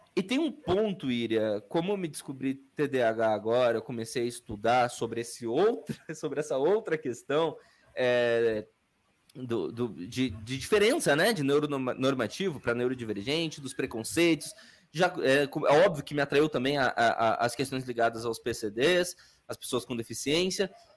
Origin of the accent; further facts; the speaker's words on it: Curitiba, Paraná, Brazil; also born or lived in Bahia / Camaçari, Bahia / Salvador, Bahia; fui criado no Itatiaia, no Fazendinha